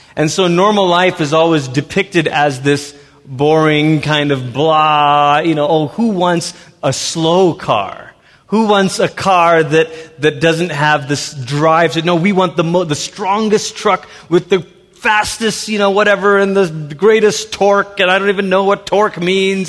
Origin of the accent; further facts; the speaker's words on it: Malaysia; also born or lived in Portland, Oregon, United States; now in United States; I was born in Malaysia